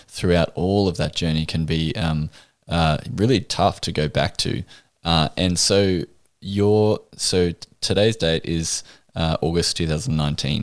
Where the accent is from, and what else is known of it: Australia